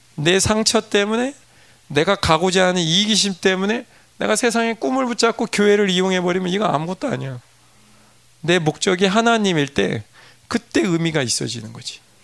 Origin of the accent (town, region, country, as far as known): South Korea; moved away; also born or lived in United States